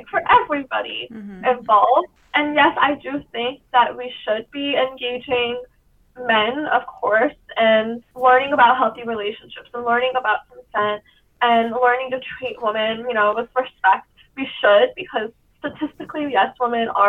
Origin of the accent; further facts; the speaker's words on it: Virginia, United States; growing up in Virginia specifically, which is, you know, a southern state